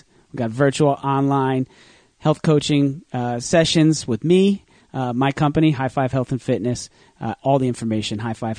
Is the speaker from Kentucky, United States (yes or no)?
no; New Jersey, United States; I'm from New Jersey.